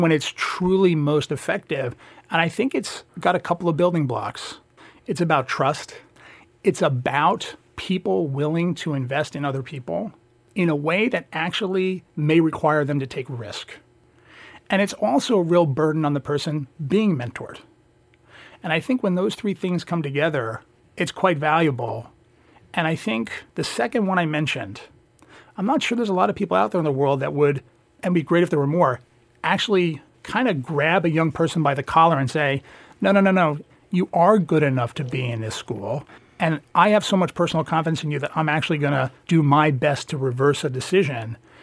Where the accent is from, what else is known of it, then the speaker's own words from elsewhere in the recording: New Jersey, United States; I grew up in New Jersey, and I definitely consider myself a Jersey kid